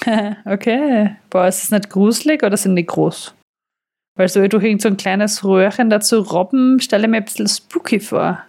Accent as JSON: {"language": "German", "region": "southern Austria", "country": "Austria", "said": "bei uns im Süden Österreichs"}